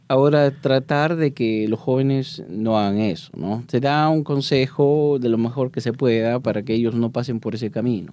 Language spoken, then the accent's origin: Spanish; Peru; moved away; soy de Perú